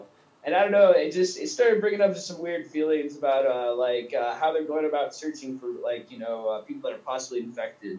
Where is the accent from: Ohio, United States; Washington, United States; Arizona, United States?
Washington, United States; Seattle; also born or lived in Oregon / California; now in South Africa; I'm from Seattle